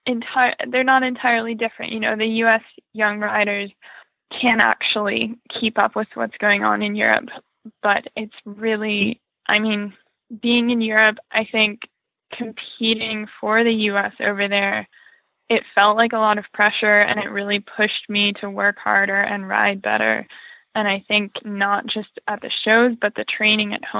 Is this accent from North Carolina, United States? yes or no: yes; North Carolina, United States; I am from North Carolina